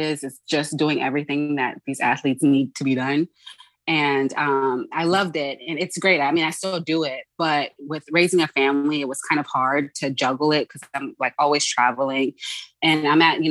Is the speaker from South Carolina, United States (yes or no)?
yes; Charleston, South Carolina, United States; moved away as an adult; also born or lived in Dallas, Texas; now in Los Angeles, United States; I'm from South Carolina. I'm from Charleston